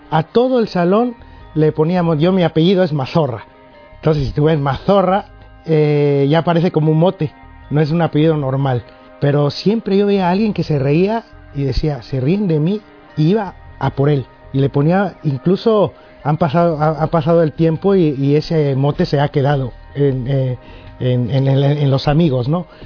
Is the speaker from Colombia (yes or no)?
no; Mexico; soy mexicano y mi padre cubano, mi madre mexicana, una mezcla ahí de, cosas que va uno creciendo con eso.